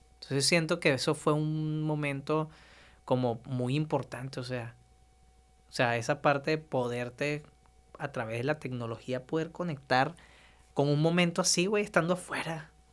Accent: Maiquetía, La Guaira, Venezuela; now in Monterrey, Mexico; yo nací en Venezuela, justamente en Maiquetía, casi ya ahí en la, en la costa de la playa

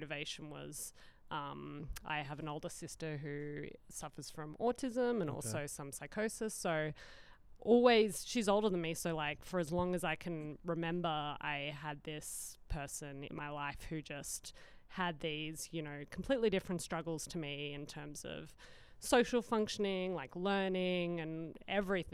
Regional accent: Australia; moved away as an adult; now in Pittsburgh, United States; I'm originally from Australia, so I moved here 4 years ago to do this research at Pitt

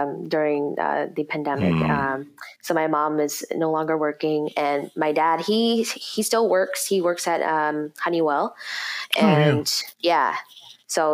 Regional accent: Minneapolis, Minnesota, United States; born and raised in North Minneapolis

